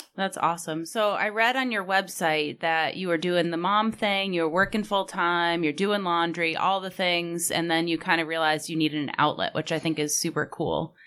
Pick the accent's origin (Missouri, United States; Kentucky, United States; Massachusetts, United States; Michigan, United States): Massachusetts, United States; Sharon; I'm a townie. I grew up in Sharon. 02067 is Sharon